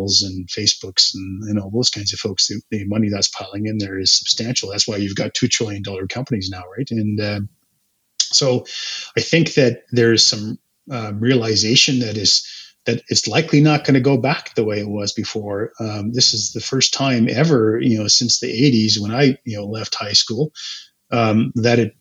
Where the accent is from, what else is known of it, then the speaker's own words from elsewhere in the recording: Calgary, Alberta, Canada; also born or lived in Edmonton; I grew up in Calgary